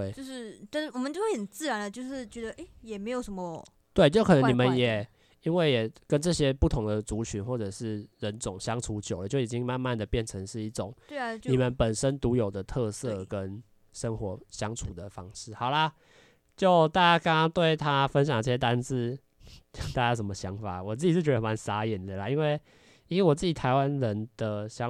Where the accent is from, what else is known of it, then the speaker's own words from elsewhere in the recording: Malaysia; 潮州话、福建话，就是我们说我们会的方言，我们都会加在里面，嗯、因为。马来西亚其实就是没有说一直用中文